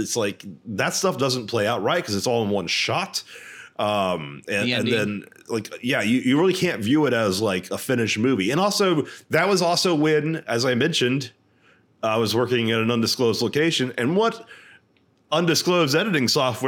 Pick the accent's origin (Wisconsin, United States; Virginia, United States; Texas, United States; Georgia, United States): Texas, United States; Houston; I'm from Houston.